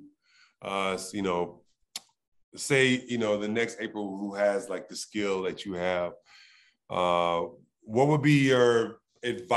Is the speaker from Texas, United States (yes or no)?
no; Los Angeles, California, United States; I come from South Central